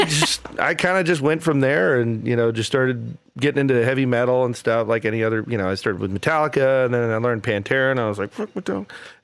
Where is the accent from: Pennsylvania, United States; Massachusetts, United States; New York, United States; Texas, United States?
Texas, United States; Austin; moved away as an adult; also born or lived in College Station, Texas; now in Lubbock, United States; I'm originally from down South Texas. I was born in College Station, but I claim Austin as my hometown.